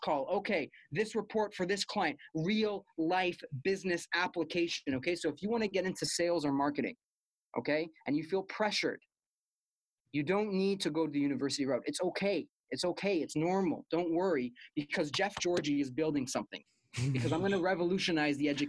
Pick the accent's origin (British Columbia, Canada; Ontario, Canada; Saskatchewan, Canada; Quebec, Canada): Quebec, Canada; Montreal; moved away as an adult; now in Ottawa, Canada; I'm from Montreal